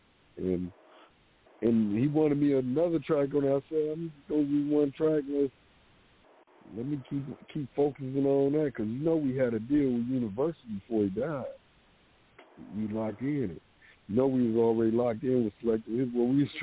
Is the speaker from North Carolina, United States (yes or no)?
no; Detroit, Michigan, United States; Coming up in Detroit, you know, I was born in Southwest Detroit